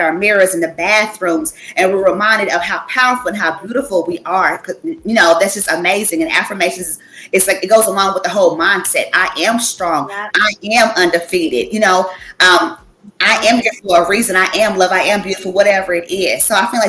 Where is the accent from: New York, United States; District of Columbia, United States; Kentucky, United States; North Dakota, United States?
Kentucky, United States; Clinton; moved away as an adult; now in Massachusetts, United States; It's called Clinton, Kentucky.